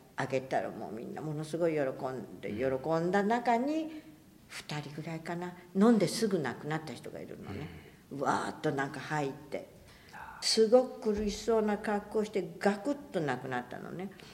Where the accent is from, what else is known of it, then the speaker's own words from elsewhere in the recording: Hiroshima, Japan; 小学校2年生で8歳だから広島市